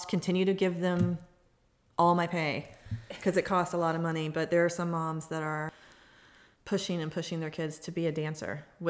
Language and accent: English; Georgia, United States; I grew up on Bill Murdoch Road. I didn't have a neighborhood.